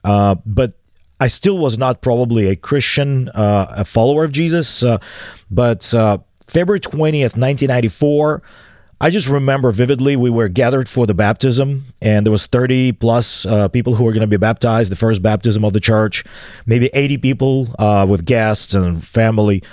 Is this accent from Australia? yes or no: no; Chisinau, Moldova; English is a second language; I was a sixteen-year-old, um, drunkard, uh, hanging out in the bars of the downtown city of Chisinau